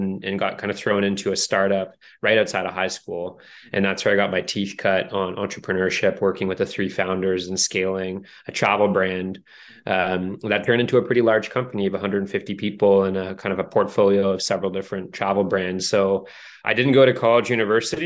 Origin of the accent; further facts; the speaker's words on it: Canada; growing up in Canada